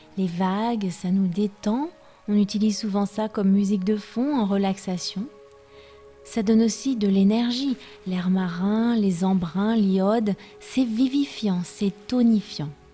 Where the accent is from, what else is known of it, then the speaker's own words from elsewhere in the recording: France; je suis française